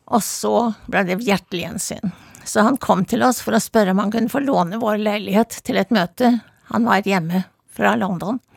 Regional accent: Oslo, Norway; now in Bærum, Norway; Jeg var, var født i Vestjensgaten, og så vokste jeg opp på Blindern Vestre Aker.

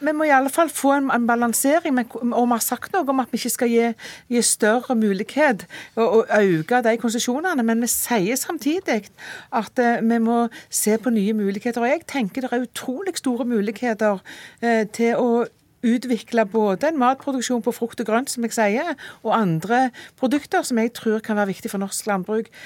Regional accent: Rogaland, Norway; jeg kommer fra Rogaland, matfylket.

